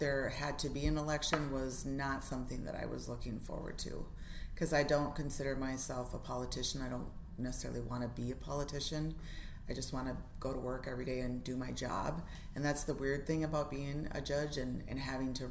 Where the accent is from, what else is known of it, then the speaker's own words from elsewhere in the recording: Federal Dam, Minnesota, United States; I'm from Federal Dam, Minnesota, which is up on the Leech Lake Reservation